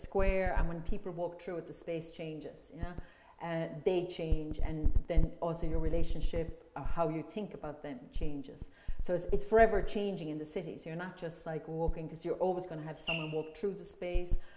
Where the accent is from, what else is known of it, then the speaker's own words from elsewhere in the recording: Ireland; now in London, United Kingdom; as an Irish person